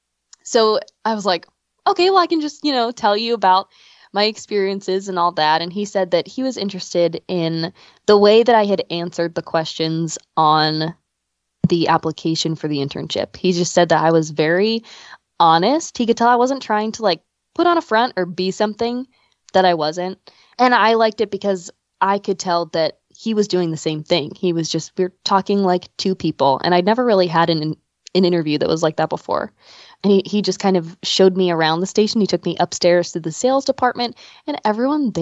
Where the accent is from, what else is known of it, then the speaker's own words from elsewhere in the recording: Pasadena, United States; I grew up in Pasadena with my parents and my brothers